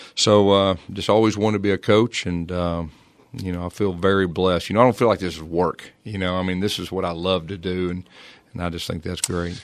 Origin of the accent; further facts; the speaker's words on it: Fort Smith, Arkansas, United States; also born or lived in Irving, Texas / Tulsa, Oklahoma; I was from Fort Smith, Arkansas.